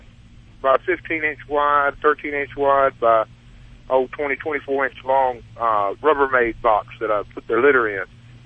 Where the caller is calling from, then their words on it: Denver, Colorado, United States; Well, now I'm in outside of Denver, Colorado.